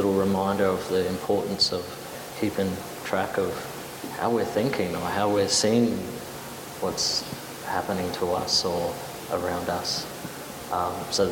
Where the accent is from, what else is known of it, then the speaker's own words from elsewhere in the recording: Adelaide, South Australia, Australia; I grew up near Semaphore